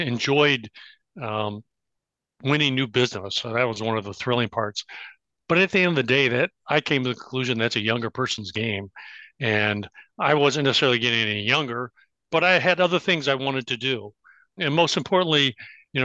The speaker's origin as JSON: {"language": "English", "town": "Bloomington", "region": "Illinois", "country": "United States", "tie": "born or raised there", "also_born_or_lived": "Champaign, Illinois / Chicago, Illinois", "moved": "as an adult", "said": "I grew up in Bloomington Normal"}